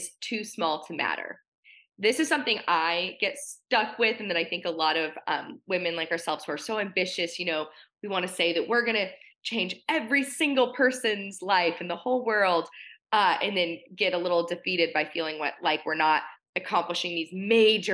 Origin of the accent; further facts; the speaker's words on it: Portland, Oregon, United States; I grew up in Portland, Oregon. It's not exactly pageant country out here